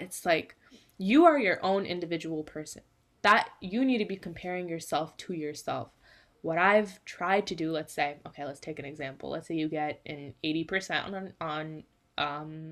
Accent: California, United States; I am from California in the United States.

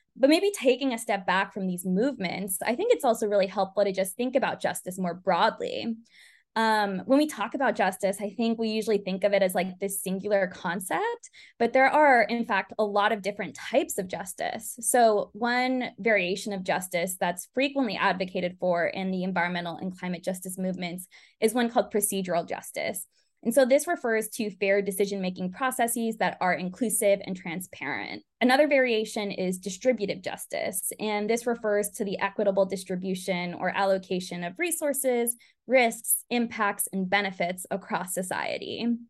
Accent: California Central Valley, United States; Growing up in California Central Valley

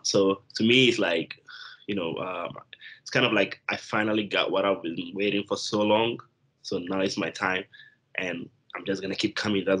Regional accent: Japan; English is a second language; also born or lived in Ghana; So I'm originally from Ghana and coming from there. You know, I moved to Japan at some point. That's where I grew up. I went to high school.

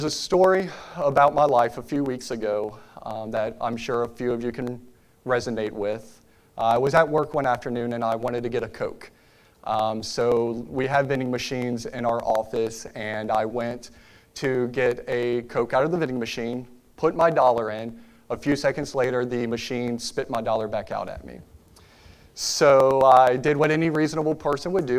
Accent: Richmond, Virginia, United States; moved away as an adult; now in Lynchburg, United States; my wife and I, we are both originally from Richmond, Virginia, and we have called Lynchburg, Virginia home for the last 10 years

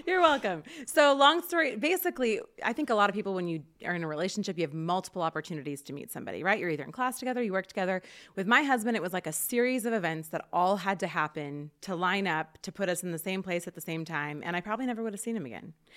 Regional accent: Portland, Oregon, United States; also born or lived in Rathdrum, Idaho; now in Rathdrum area, United States; I grew up in Portland and then came here.

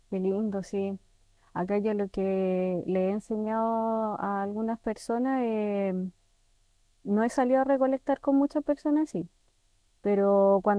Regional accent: Santiago, Santiago Metropolitan Region, Chile; moved away as an adult; now in Pucón, Chile; Sí, yo ah, vengo de Santiago.

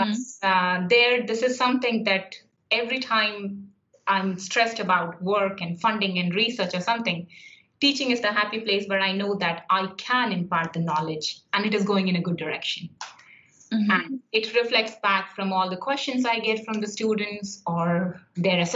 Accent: India; moved away as an adult; also born or lived in Ireland; now in Limerick, Ireland; I come from India. I studied until master's in India

